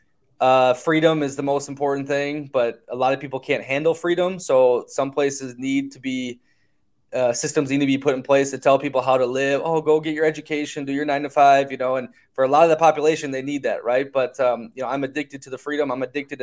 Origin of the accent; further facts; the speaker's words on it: United States; growing up in America